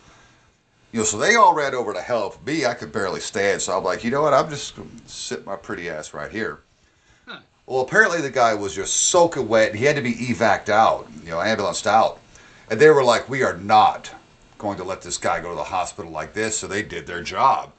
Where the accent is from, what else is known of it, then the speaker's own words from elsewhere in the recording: 6 hours north of New York City, United States; moved away; I'm from, like, 6 hours north of the city